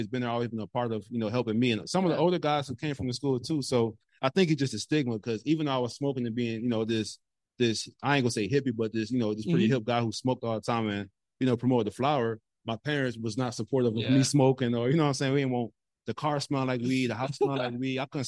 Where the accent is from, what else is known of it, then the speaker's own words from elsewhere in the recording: New Orleans, Louisiana, United States; moved away as an adult; also born or lived in Miami, Florida / Los Angeles, California; now in Texas, United States; growing up in New Orleans, we had everything